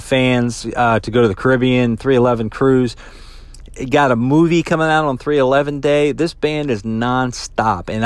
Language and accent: English; Charlotte area, North Carolina, United States; my hometown